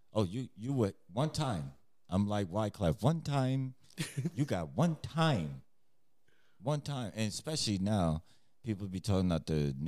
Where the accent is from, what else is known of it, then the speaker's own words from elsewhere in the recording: New York, United States; I remember growing up, because I'm from New York.